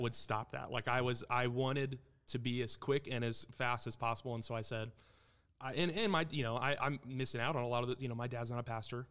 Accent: Springfield, Missouri, United States; born and raised in Springfield, Missouri

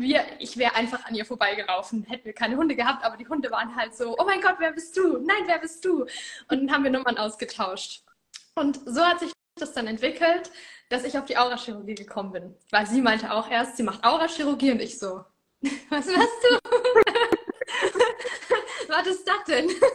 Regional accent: Middle Franconia, Bavaria, Germany; ich komme aus Mittelfranken

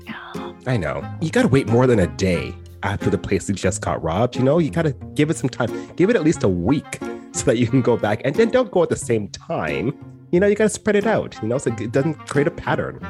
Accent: Edmonton, Alberta, Canada; I grew up in Edmonton and West Edmonton Mall

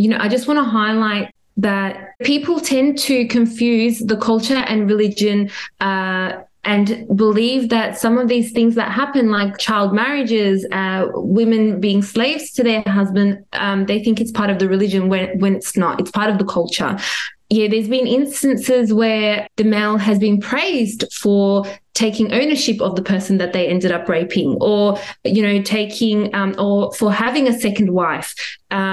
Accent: Adelaide, South Australia, Australia; I grew up in Adelaide and I was there during the 9/11 bombings

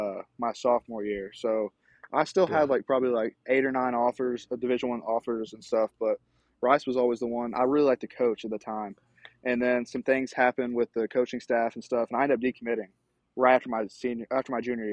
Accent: Cookeville, Tennessee, United States; I'm from Cookeville, Tennessee. I went to Cookeville High School. Cookeville High School. It's a small town in Tennessee.

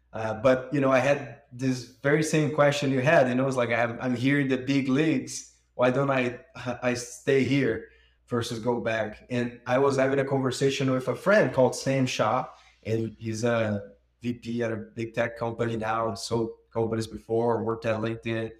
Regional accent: Brazil; moved away as an adult; also born or lived in United States; So I lived in the US for over 10 years, moved back to Brazil, my home country, this year

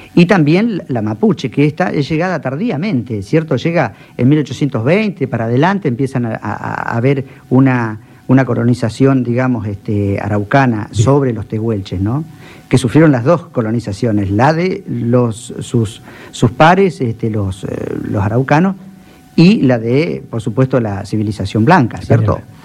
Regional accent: Carmen de Patagones, Buenos Aires Province, Argentina; Yo, si bien soy este, bonaerense, este, he nacido en un lugar muy especial como es Carmen de Patagones

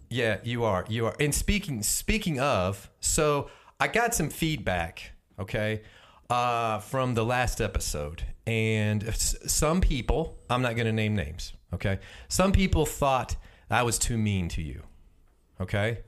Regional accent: Houston, Texas, United States; my hometown, Houston.

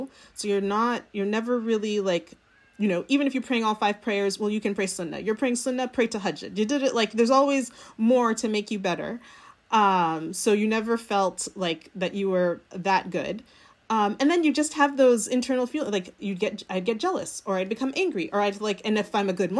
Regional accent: California, United States; I think that for me, I grew up in the United States, in California, going to Sunday school.

